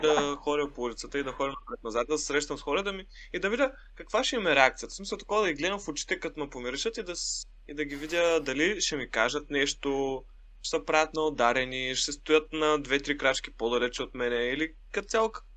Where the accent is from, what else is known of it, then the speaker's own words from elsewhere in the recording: Shumen, Shumen Province, Bulgaria; now in Sofia, Bulgaria; аз съм в моя роден град, а, Шумен